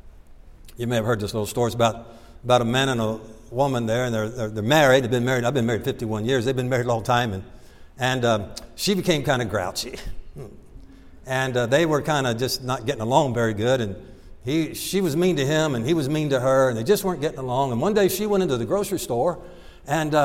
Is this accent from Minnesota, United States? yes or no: no; Milford, Ohio, United States; moved away as an adult; also born or lived in Michigan / Kentucky; I grew up in a little town called Milford.